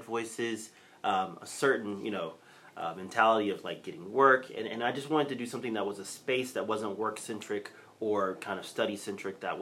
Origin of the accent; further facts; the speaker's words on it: Texas, United States; growing up in Texas